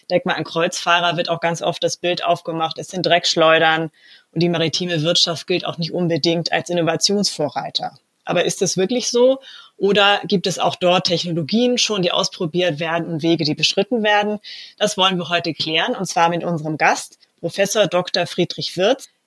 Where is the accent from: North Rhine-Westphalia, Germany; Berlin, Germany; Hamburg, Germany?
Hamburg, Germany; Ich bin ja Hamburgerin, mein Vater hat sogar noch auf der Werft gearbeitet.